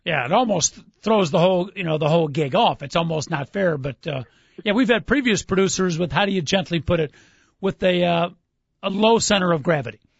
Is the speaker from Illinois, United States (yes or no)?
yes; Chicago, Illinois, United States; Growing up in Chicago